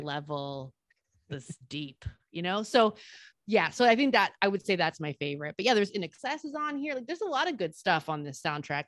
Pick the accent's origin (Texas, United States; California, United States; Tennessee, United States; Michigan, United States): California, United States; Salinas; my hometown, Salinas